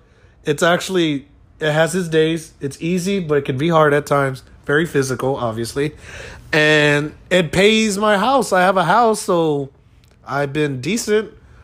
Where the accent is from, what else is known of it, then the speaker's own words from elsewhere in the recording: San Antonio, Texas, United States; We're from San Antonio, Texas.